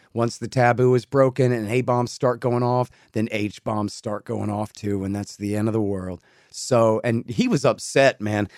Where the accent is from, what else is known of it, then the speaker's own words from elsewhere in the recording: Texas, United States; as a Texan and an American